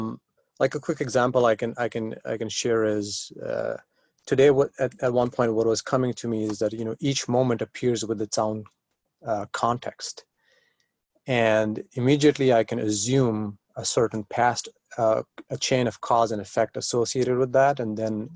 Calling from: San Diego, California, United States; Oh, I'm right now in San Diego, California.

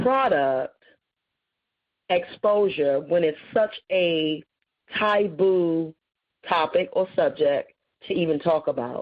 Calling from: Columbus, Georgia, United States; I am calling from the Columbus, Georgia area.

